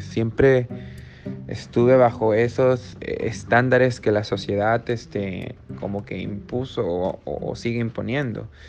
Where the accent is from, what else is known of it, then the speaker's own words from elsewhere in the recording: Peru; soy peruano